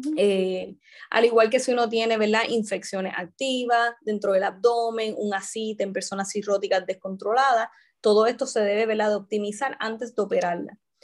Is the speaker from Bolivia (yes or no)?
no; San Juan, Puerto Rico; also born or lived in Mayagüez / Bayamón; yo soy originalmente de San Juan, este, estudié allí, ¿verdad? Mi, ahí me crié